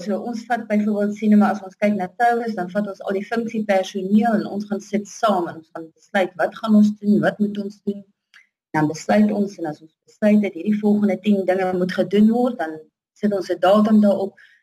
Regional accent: Tzaneen, Limpopo, South Africa; Ek is uh, gebore en getoe hier in Zanin in die Zanin area. Ek het so 50 km van Zanin af grootgeword.

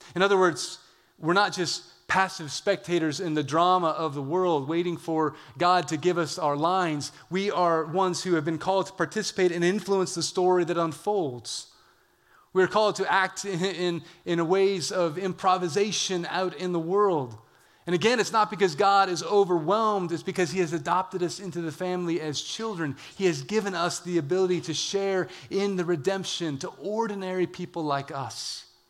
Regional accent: California, United States; I'm from California

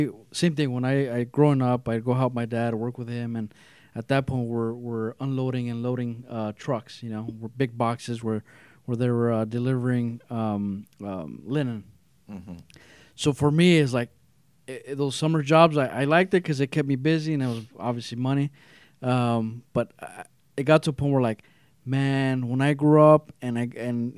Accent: Los Angeles, California, United States; now in Whittier, United States; I grew up in East L.A.

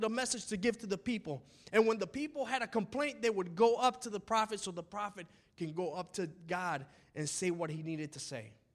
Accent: United States; we're American.

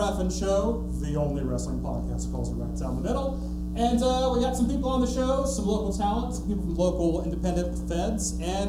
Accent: Valdosta, Georgia, United States; we're from small towns, we're from Valdosta, Georgia.

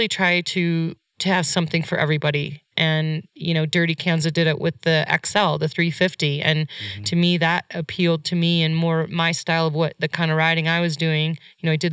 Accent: Idaho, United States; Idaho, my hometown, where I live.

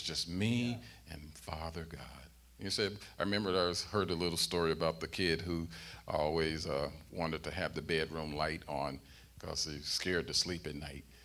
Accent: St. Louis, Missouri, United States; growing up in St. Louis

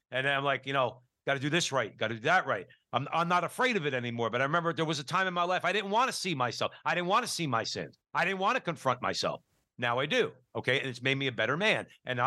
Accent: New Jersey, United States; now in Arizona, United States; I'm from New Jersey

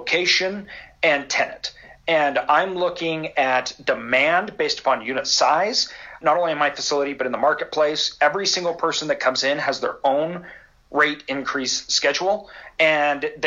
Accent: Idaho, United States; I'm from Idaho.

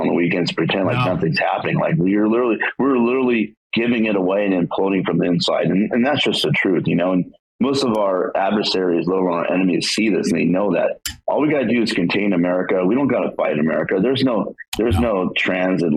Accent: Los Angeles, California, United States; moved away as an adult; I didn't leave my hometown of Los Angeles until after 2 weeks after high school

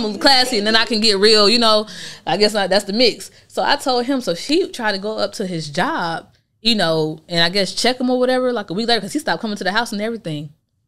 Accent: Chicago, Illinois, United States; I'm from Chicago. Oh, you know what I'm saying? So all my family's still up there.

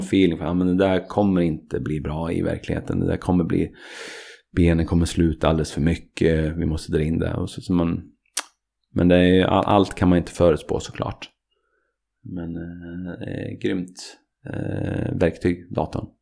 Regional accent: Katrineholm, Södermanland, Sweden; jag och Tommy vi är goda barndomsvänner från Katrineholm.

